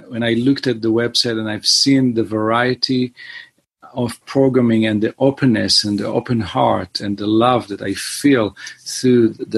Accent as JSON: {"language": "English", "country": "Israel", "tie": "born or raised there", "also_born_or_lived": "Boston, United States", "moved": "as an adult", "lives_now": "Los Angeles, United States", "said": "I was born and raised in Israel, and I came to the United States to study music in Berklee"}